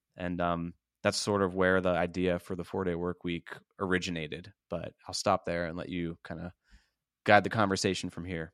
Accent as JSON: {"language": "English", "town": "Pittsburgh", "region": "Pennsylvania", "country": "United States", "tie": "born or raised there", "moved": "as an adult", "lives_now": "Tampa, United States", "said": "I moved from Pittsburgh, P A, where I grew up"}